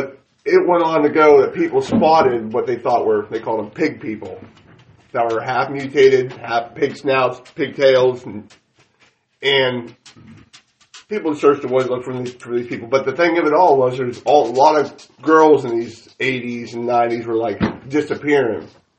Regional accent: Meadville, Pennsylvania, United States; I grew up in Meadville

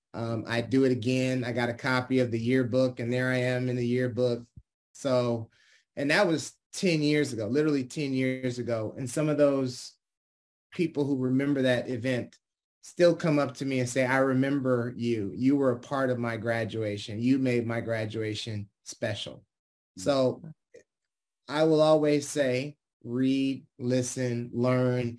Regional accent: Detroit, Michigan, United States; now in California, United States; I was born and raised in Detroit, Michigan

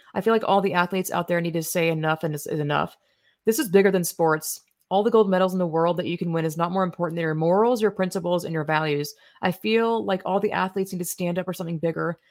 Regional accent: the South, United States; I'm from the South

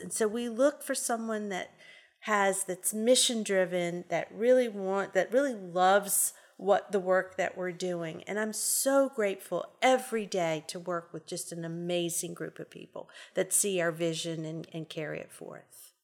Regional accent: New Orleans, Louisiana, United States; moved away as an adult; now in Shreveport, United States; I am originally from New Orleans, and sometimes I say words and it's, you'll know I'm from New Orleans.

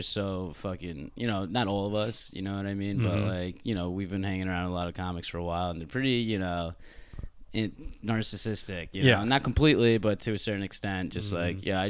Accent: Long Island, New York, United States; now in Brooklyn, United States; I grew up on Long Island, so it's not too far out. I go home every now and then anyway. But no, I stayed living in Brooklyn in Bed-Stuy.

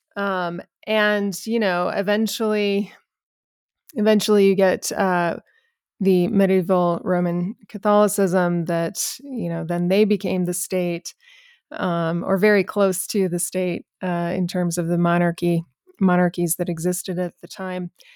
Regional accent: New Mexico, United States; I'm actually born and raised in New Mexico.

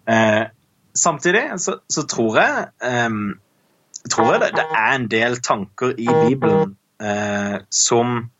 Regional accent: Kristiansand, Agder, Norway; jeg er fra Kristiansand

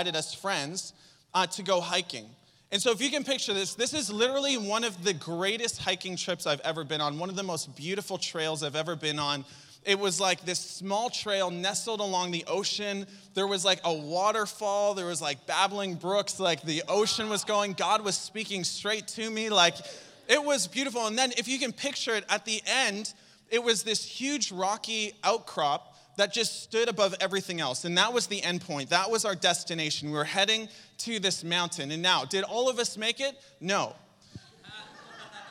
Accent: Saint John, New Brunswick, Canada; moved away; I'm from St. John

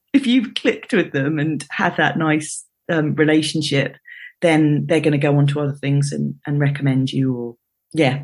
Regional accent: London, United Kingdom; I was born in London, grew up in London, stayed in London for for university

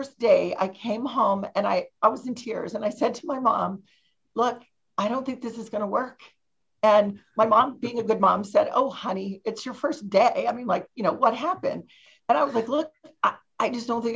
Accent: Ohio, United States; moved away as an adult; I grew up in Ohio and I didn't go far away for college. I went to University of Dayton

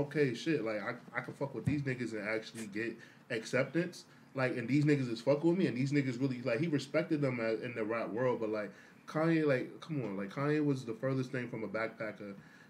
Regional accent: New York, United States; Being a New Yorker

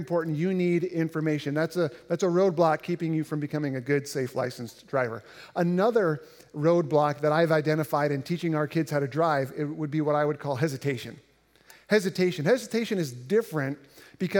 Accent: Indiana, United States; growing up in Indiana, which is relatively flat

